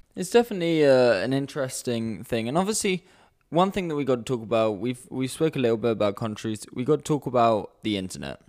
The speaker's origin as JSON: {"language": "English", "country": "United Kingdom", "moved": "yes", "lives_now": "Amsterdam, Netherlands", "said": "I'm, I'm British as well."}